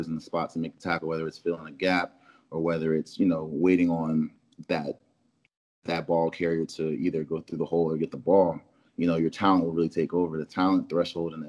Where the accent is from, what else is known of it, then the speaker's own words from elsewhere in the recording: Philadelphia, Pennsylvania, United States; moved away as an adult; also born or lived in Dodge City, Kansas / Florida; now in Detroit, United States; I'm originally from Philadelphia, Pennsylvania, born and raised